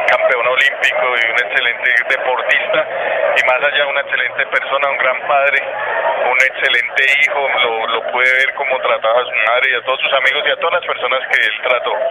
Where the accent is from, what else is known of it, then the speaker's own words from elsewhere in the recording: Bogotá, Colombia; yo soy bogotano